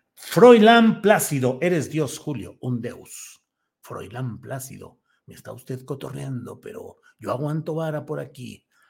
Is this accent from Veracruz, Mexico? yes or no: no; Torreón, Coahuila, Mexico; moved away; Desde Torreón, Coahuila, saludos a mi tierra natal